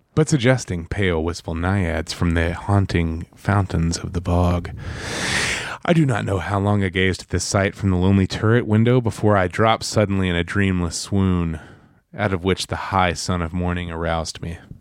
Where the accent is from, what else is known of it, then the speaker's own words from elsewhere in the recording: Alabama, United States; moved away; two dudes from Alabama